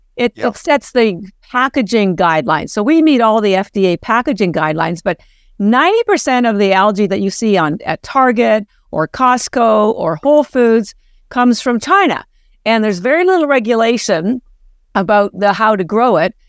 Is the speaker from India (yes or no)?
no; Canada; moved away as an adult; now in Boston, United States; we're both Canadian